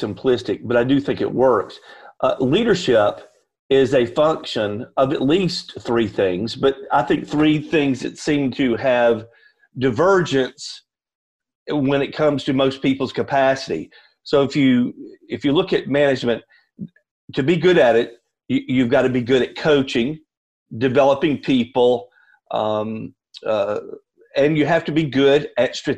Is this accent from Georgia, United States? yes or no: yes; Atlanta, Georgia, United States; moved away as an adult; now in Nashville, United States; I am actually a native of Atlanta, Georgia, and moved about 3.5 years ago to Nashville